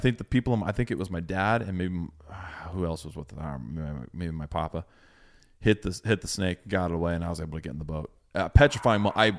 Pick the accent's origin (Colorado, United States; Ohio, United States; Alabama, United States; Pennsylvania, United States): Ohio, United States; Gallipolis; I was born down in Gallup Bliss. It's across the river from Point Pleasant.